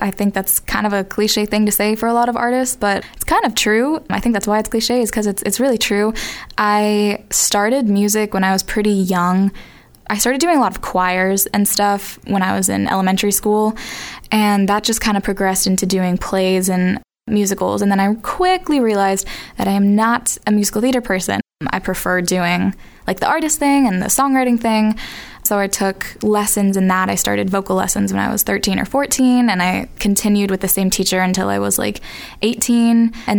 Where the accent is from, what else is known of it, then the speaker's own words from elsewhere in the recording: Boston, Massachusetts, United States; I am from Boston, Massachusetts.